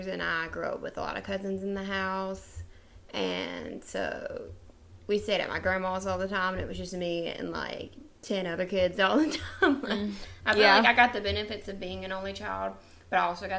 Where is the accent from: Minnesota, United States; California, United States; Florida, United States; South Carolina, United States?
South Carolina, United States; We're from a really small town in South Carolina